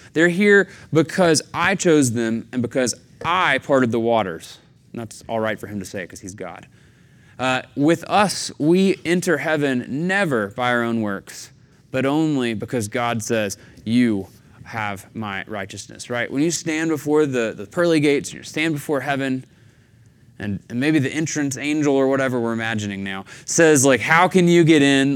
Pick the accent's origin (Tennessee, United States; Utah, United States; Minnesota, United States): Tennessee, United States; Chattanooga; moved away; growing up in the Southeast in Chattanooga